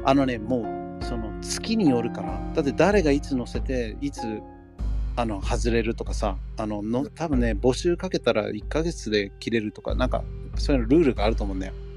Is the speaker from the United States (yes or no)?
yes; United States; first language English; Japanese is a second language; now in Japan; アメリカで生まれたから英語は母国語です